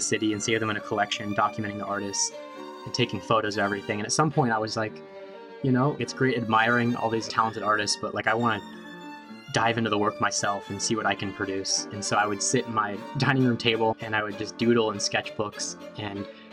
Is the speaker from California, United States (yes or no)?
yes; San Francisco, California, United States; I grew up in San Francisco